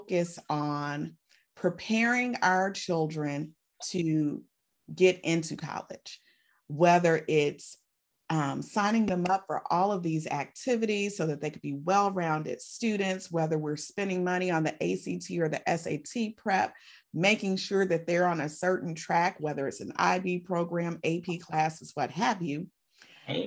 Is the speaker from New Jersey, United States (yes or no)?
no; Chicago, Illinois, United States; my hometown